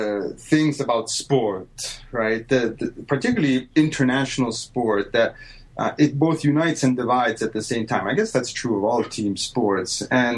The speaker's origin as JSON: {"language": "English", "country": "Italy", "tie": "born or raised there", "said": "something that I never would have dreamed of doing growing up in Italy."}